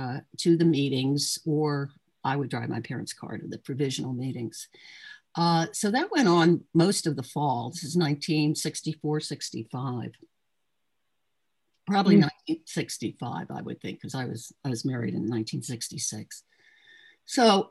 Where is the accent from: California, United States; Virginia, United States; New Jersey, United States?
New Jersey, United States; Trenton; also born or lived in Chicago, Illinois / Ewing, New Jersey; I was from Trenton, or at least I wasn't born in Trenton